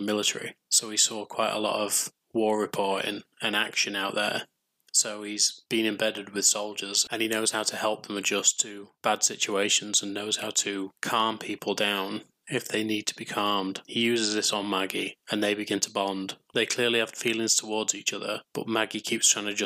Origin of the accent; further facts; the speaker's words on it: England, United Kingdom; I'm English